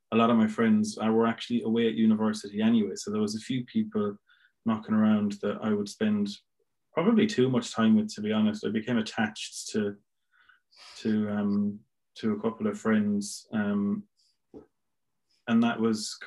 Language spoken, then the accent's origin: English; Milltown, Ireland; accent: Irish; moved away as an adult; also born or lived in Limerick; now in Essex, United Kingdom; I moved back to Milltown, back to my hometown